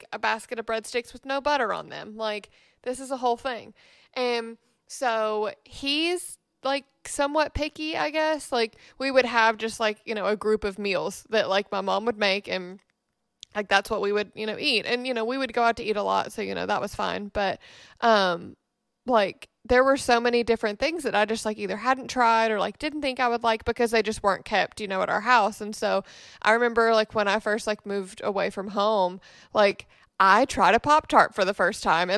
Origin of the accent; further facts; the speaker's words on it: Memphis, Tennessee, United States; I grew up in Memphis